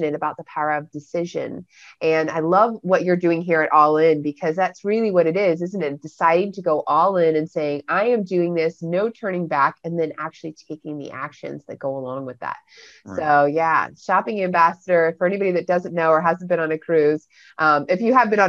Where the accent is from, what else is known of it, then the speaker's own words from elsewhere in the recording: Florida, United States; also born or lived in London, England / Baltimore / California; I was originally born in London, England, and I moved to Florida in 1984 when I was three. So I'm 39 now